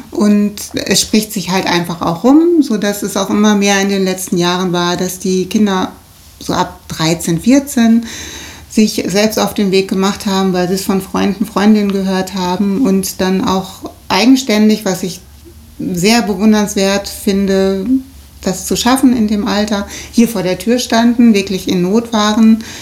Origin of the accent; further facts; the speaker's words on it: Rheda-Wiedenbrück, North Rhine-Westphalia, Germany; Und wir kommen auch beide hier aus der Stadt, ne?